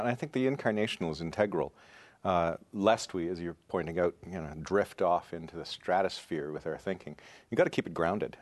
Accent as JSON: {"language": "English", "region": "rural Ontario", "country": "Canada", "tie": "born or raised there", "also_born_or_lived": "Toronto / United States", "moved": "as an adult", "lives_now": "Saskatchewan, Canada", "said": "I'm originally from Ontario. Um, and was born in Toronto, grew up in rural Ontario"}